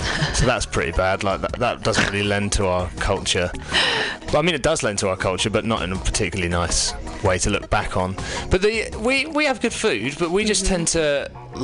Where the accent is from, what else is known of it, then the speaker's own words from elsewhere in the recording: England, United Kingdom; I'm English